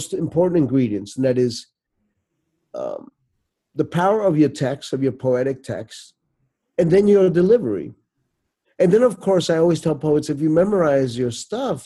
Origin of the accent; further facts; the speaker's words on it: New York, United States; moved away; I grew up in New York